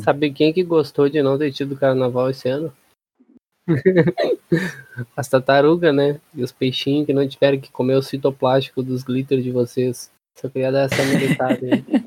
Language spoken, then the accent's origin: Portuguese; Brazil; como bom brasileiro